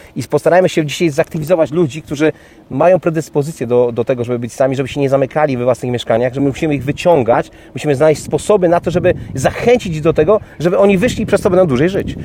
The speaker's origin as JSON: {"language": "Polish", "town": "Kołobrzeg", "region": "West Pomeranian Voivodeship", "country": "Poland", "tie": "born or raised there", "said": "mój rodziny Kołbrzeg, bo pochodzę z Kołbrzegu"}